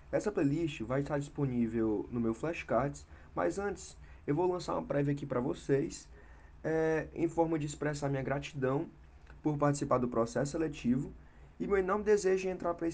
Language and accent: Portuguese; Parnaíba, Piauí, Brazil; eu nasci na cidade de Parnaíba, no Piauí, onde estudei até o final do ensino médio.